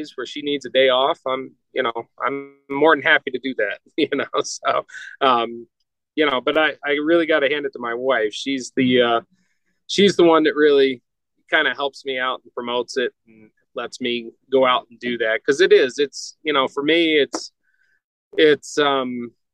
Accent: North Georgia, United States; now in Colorado, United States; I grew up in North Georgia

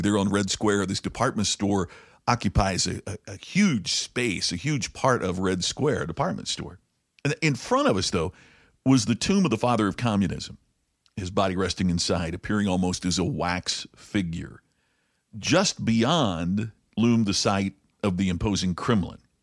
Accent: United States; being an American

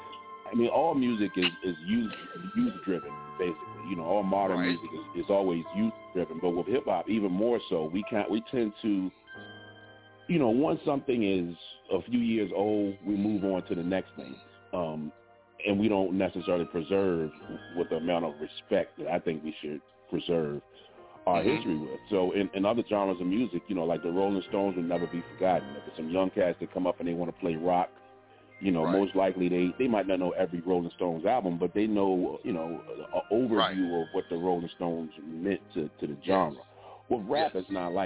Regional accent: Virginia, United States; I'm not a New Yorker, I'm from Virginia

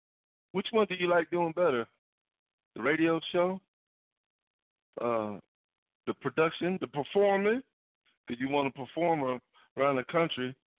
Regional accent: Steubenville, Ohio, United States; is from my hometown I grew up in.

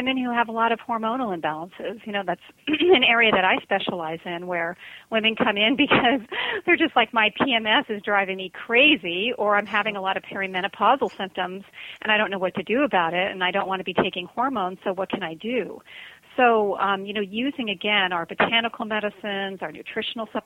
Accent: Connecticut, United States; moved away as an adult; also born or lived in New York City; now in Hawaii, United States; I'm actually from Connecticut

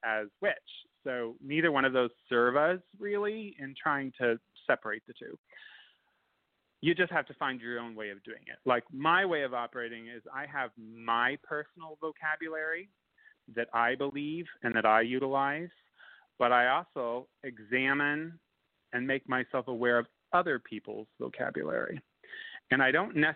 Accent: United States; also born or lived in New Orleans, Louisiana; I'm an American.

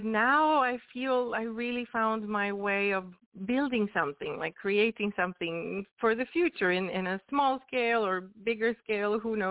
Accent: Venice, Veneto, Italy; moved away as an adult; also born or lived in Barcelona, Spain; I started, you know, doing music since I was very, very young back in Italy. I'm Italian, I'm from Venice

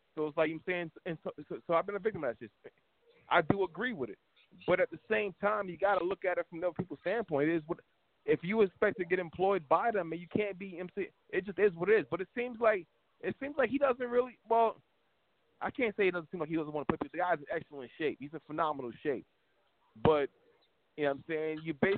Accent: Miami, Florida, United States; born there; also born or lived in California / Washington, D.C. / Philadelphia / New York; I lived in California. I lived in D.C., Philadelphia, all over New York. I was born in Miami.

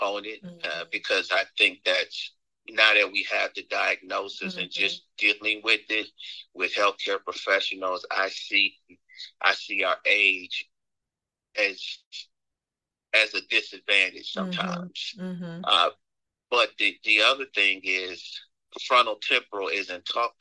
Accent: Michigan, United States; moved away as an adult; now in Atlanta, United States; I'm originally from Michigan.

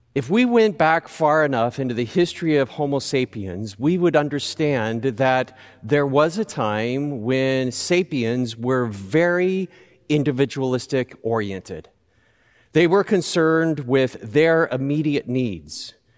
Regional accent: Southern California, United States; I grew up in Southern California

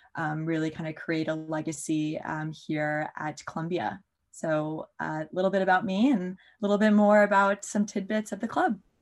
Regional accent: Maryland, United States; also born or lived in Tennessee; I'm from Maryland, uh, so right outside of the DC

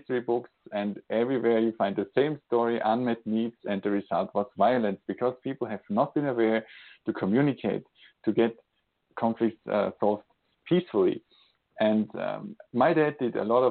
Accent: Austria; now in Switzerland; I'm today calling from Switzerland, Europe, and born in Austria

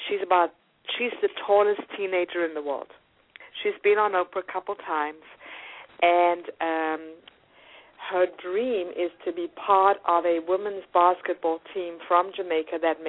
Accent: South Africa; born or raised there; also born or lived in New York; now in United States

